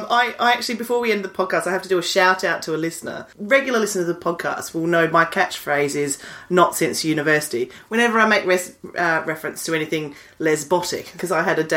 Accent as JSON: {"language": "English", "country": "Australia", "tie": "born or raised there", "moved": "yes", "said": "I grew up in country Australia."}